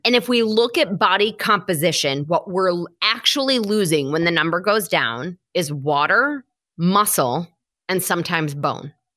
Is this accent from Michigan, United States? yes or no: yes; Michigan, United States; moved away as an adult; now in New York City, United States; I grew up in Michigan. I have lived in New York City for the last seventeen-ish years.